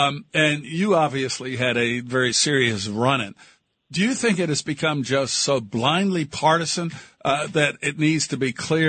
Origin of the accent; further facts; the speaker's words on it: London, United Kingdom; It's a Queens accent. I'm from London.